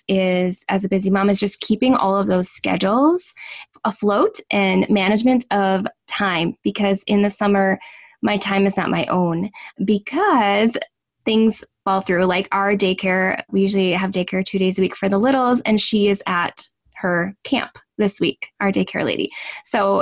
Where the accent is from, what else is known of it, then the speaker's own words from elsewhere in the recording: Northern Wisconsin, United States; I'm from Northern Wisconsin